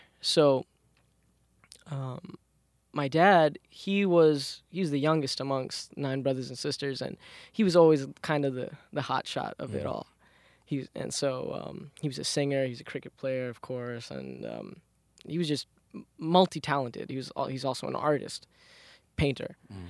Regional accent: Queens, New York, United States; So, I come from a Bengali ethnic background. I was born and raised in Southside Jamaica, Queens.

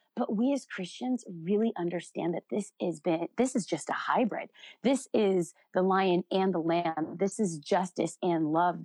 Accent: United States; I'm an American

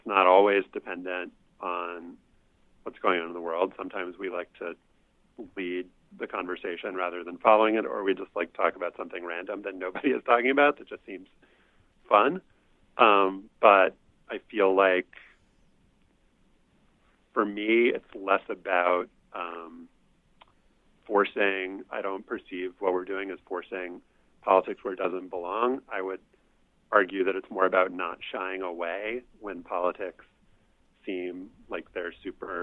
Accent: New Orleans, Louisiana, United States; growing up in Louisiana

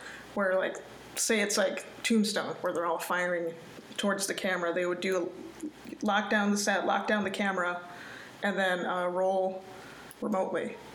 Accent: New Hampshire, United States; I grew up in New Hampshire

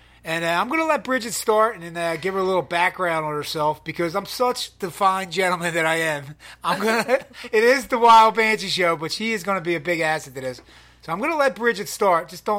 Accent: Philadelphia, Pennsylvania, United States; moved away as an adult; now in California, United States; We are both from Philadelphia, Pennsylvania.

